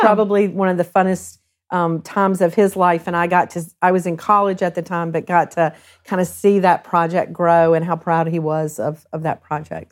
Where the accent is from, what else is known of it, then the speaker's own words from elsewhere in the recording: Huntsville, Alabama, United States; also born or lived in South Carolina / Norfolk, Virginia / Central Ohio; now in Ohio, United States; I grew up in South Carolina first, but kinda landed in Huntsville, Alabama